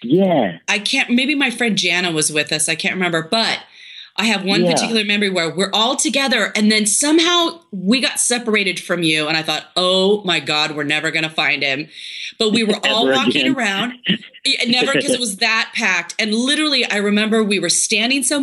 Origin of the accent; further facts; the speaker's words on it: Tri-Cities, Washington, United States; I grew up in the Tri-Cities